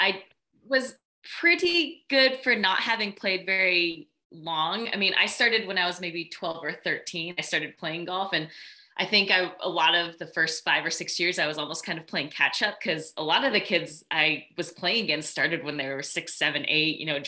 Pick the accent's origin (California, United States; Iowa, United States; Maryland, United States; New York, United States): California, United States; San Diego; also born or lived in Philadelphia; I'm from San Diego. I mean, I was born in Philadelphia, but I mean, my parents moved to San Diego when I was less than a year old